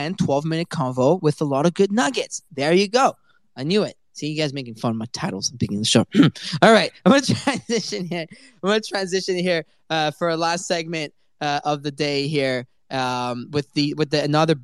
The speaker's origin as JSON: {"language": "English", "country": "Canada", "said": "I'm from Canada"}